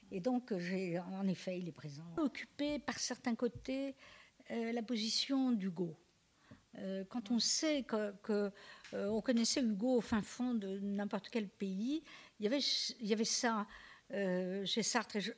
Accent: France; écoutez, je vais vous embêter, là, mais je suis française.

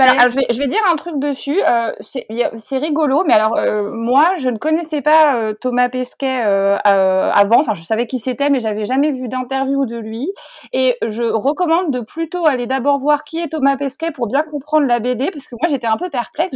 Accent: France; je suis française

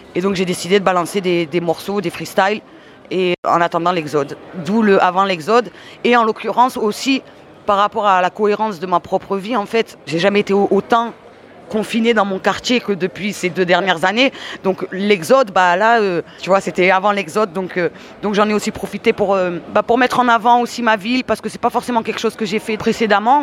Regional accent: Marseille, Provence-Alpes-Côte d'Azur, France; j'ai grandi à Marseille

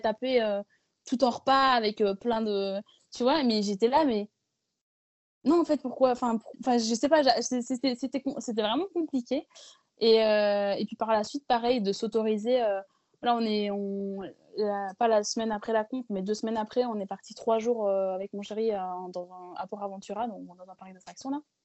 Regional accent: Belgium; je suis belge à la base

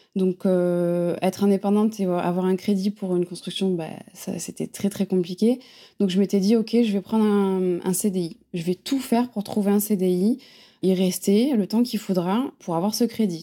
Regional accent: Montpellier, Occitania, France; moved away as an adult; also born or lived in Paris / Bordeaux; now in Biarritz, France; j'ai grandi à Montpellier, donc je suis vraiment une fille du sud.

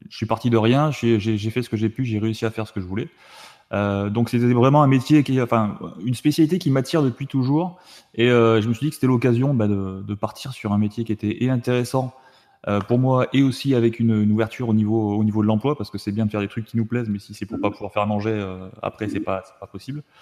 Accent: Tarbes, Occitania, France; also born or lived in Saumur, France / Metz, France; Alors moi je viens de Tarbes, donc du sud-ouest de la France.

